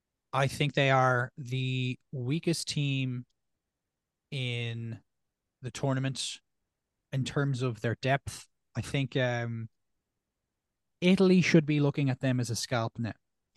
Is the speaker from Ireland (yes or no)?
yes; Ireland; I think on my end, again, my local bias of being an Irish fan, I'm very excited to see how Ireland go post Sexton.